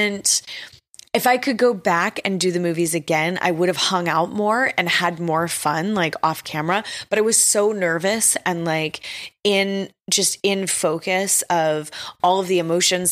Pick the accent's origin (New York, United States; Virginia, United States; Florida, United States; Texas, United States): Texas, United States; I'm from Texas